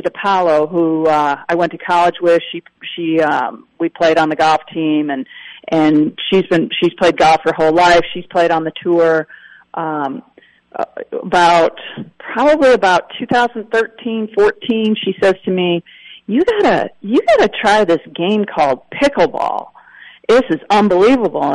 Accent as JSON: {"language": "English", "region": "Wisconsin", "country": "United States", "tie": "born or raised there", "said": "as a kid growing up in Wisconsin"}